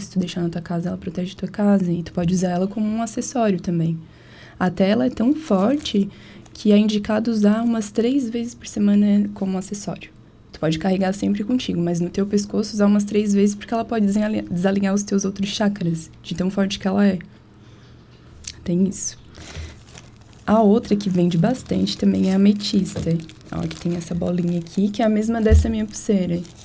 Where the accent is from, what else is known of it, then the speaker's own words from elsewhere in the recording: Tubarão, Santa Catarina, Brazil; also born or lived in Rio Grande do Sul; sou gaúcha, mas eu moro aqui desde os três anos. Então todo mundo diz que eu sou catarina.